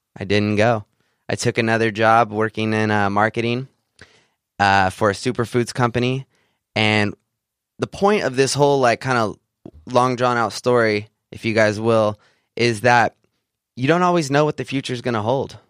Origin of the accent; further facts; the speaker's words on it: Central California, United States; I grew up in Central California, a small farming community outside of the Sequoia National Park